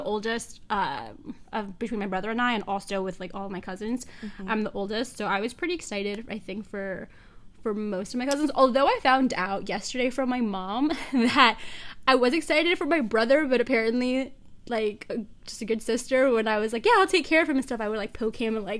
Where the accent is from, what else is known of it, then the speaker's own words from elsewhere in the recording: Long Island, New York, United States; I was raised on Long Island